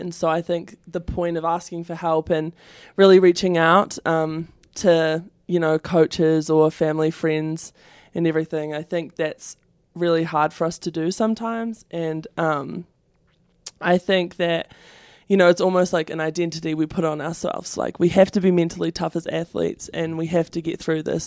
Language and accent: English; New Zealand; moved away as an adult; I come from New Zealand